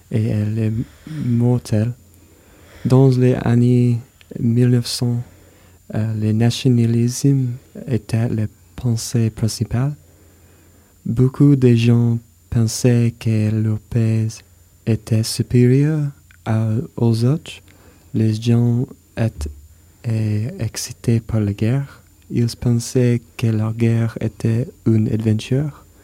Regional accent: United States; accent: American; French is a second language; now in Mantes-la-Jolie, France; j'ai habité à, euh, sur la jolie et je suis américain.

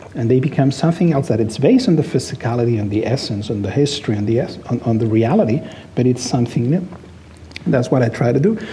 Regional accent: Barcelona, Catalonia, Spain; English is a second language; moved away as an adult; now in Los Angeles, United States; I was born in Barcelona, I was raised there, I lived there most of my life.

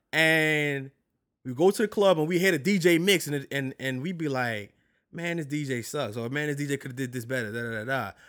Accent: New York City, New York, United States; moved away as an adult; also born or lived in Barksdale, Louisiana; now in Louisiana, United States; I'm originally from New York

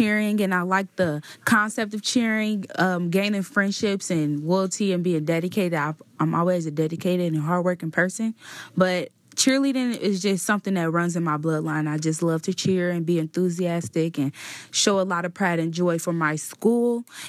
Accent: Cincinnati, Ohio, United States; I grew up in Evanston, Ohio.

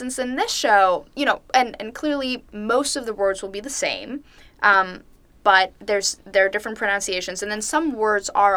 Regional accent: Norway; moved away

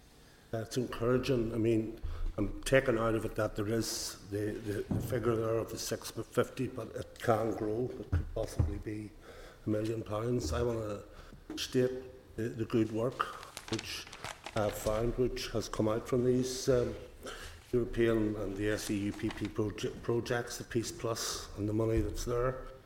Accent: Lagan Valley, Northern Ireland, United Kingdom; I'm from Lagan Valley, so I'll be bringing in a wee personal aspect to it.

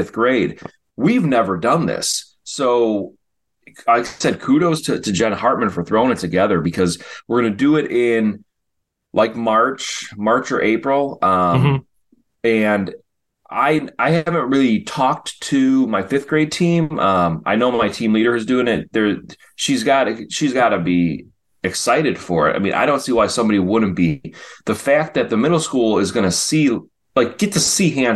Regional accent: Chicago, Illinois, United States; I remember growing up in Chicago

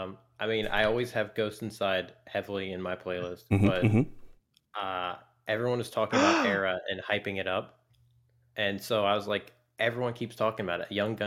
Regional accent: Terre Haute, Indiana, United States; born there; I was born in Western Indiana in a little dinky town called Terre Haute.

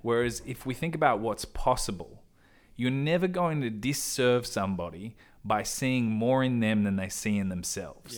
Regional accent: Perth, Western Australia, Australia; moved away as an adult; now in Sydney, Australia; I've grown up in Perth. since I was four years old

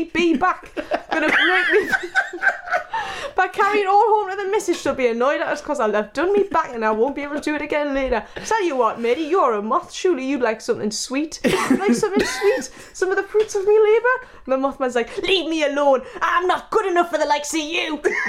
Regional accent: North East England, United Kingdom; But I'm from like 30 minutes away from Sunderland, if you can believe that.

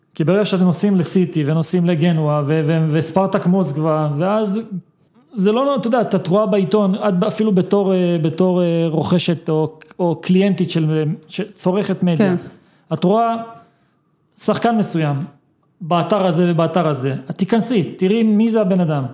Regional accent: Israel; אנחנו כישראלים

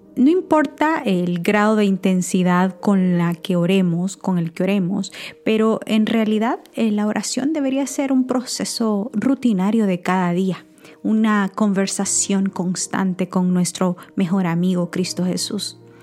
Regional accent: San Miguel, El Salvador; en mi país, en San Miguel, eh, bueno, El Salvador, San Miguel era mi pueblo

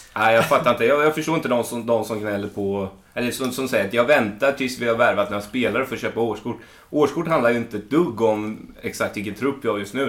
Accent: Småland, Sweden; jag växte upp i Småland på ett ställe där det inte finns någonting annat än skog

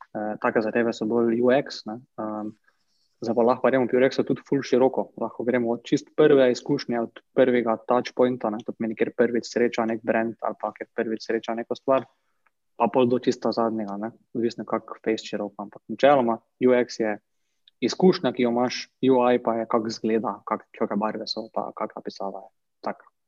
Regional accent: Makole, Slovenia; prihajam drugače z Makol

